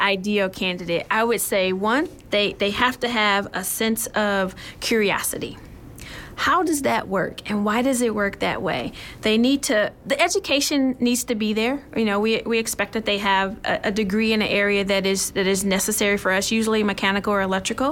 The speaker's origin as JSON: {"language": "English", "region": "Michigan", "country": "United States", "tie": "born or raised there", "said": "So, I'm actually from Michigan. Okay. And growing up in Michigan"}